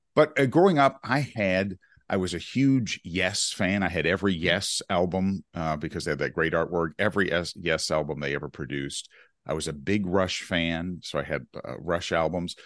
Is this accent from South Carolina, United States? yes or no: no; Chapel Hill, North Carolina, United States; Chapel Hill, North Carolina, my hometown where I grew up